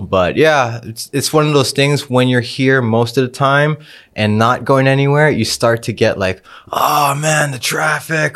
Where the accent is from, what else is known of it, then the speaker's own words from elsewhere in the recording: Indonesia; also born or lived in United States / Bali; I grew up in Indonesia. I was born in America.